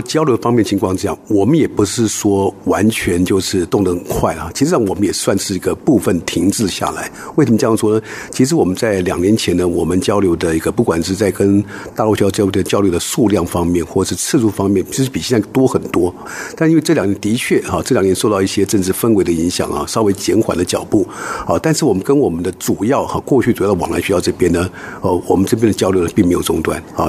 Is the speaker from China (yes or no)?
no; Taiwan; 我们台湾的人也好，都是非常的友善，也非常的热情